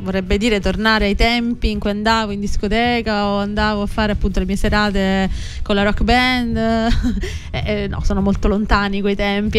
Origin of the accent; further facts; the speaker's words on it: Palazzolo Acreide, Sicily, Italy; moved away as an adult; now in Rome, Italy; Sono mm, palazzolese, appunto vengo da Palazzola Creide in provincia di Siracusa